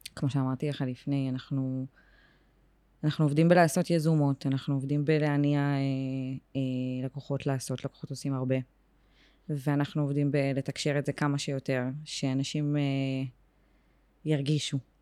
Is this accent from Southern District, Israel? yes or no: yes; Beersheba, Southern District, Israel; moved away as an adult; now in Tel Aviv, Israel; אני באר שבעית, באר שבעית גאה, בורן אנד רייז, היום בתל אביב, אבל עדיין מאוד באר שבעית